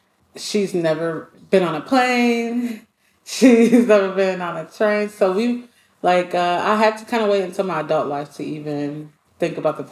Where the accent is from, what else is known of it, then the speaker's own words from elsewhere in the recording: Rockford, Illinois, United States; Illinois, Rockford, Illinois. So I'm a little bit outside of Chicago. A lot of people don't know about it, but I have to represent it, Rockford.